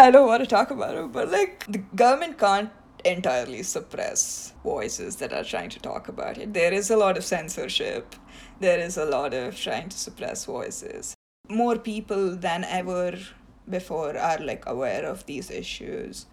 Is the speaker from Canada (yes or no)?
no; India; first language Tamil; English is a second language; now in United States; tamil is the language that i speak like it's my native language